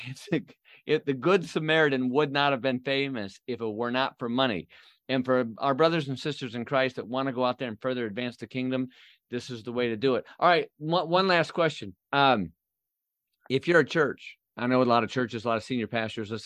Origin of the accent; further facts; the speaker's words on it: Flint, Michigan, United States; my hometown in Flint